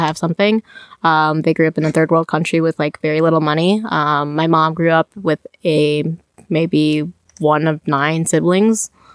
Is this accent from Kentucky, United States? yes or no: no; Champaign, Illinois, United States; moved away as an adult; also born or lived in Chicago, Illinois / Iowa City, Iowa; I was born in Champaign, grew up there